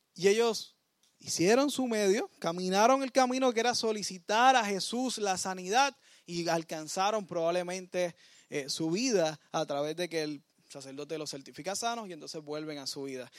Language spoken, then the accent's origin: Spanish; Puerto Rico; nosotros como puertorriqueños